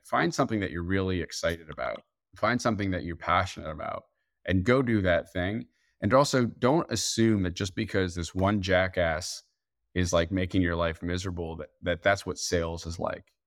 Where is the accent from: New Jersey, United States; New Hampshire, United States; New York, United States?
New Jersey, United States; I'm from Jersey